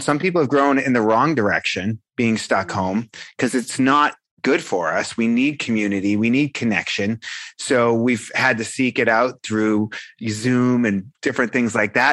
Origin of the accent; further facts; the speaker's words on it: Boston, Massachusetts, United States; I'm a guy from South Boston, you know, the South Shore of Boston, Massachusetts